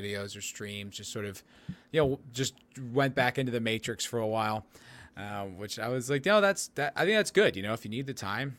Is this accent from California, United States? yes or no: no; Texas, United States; What? I'm from Texas.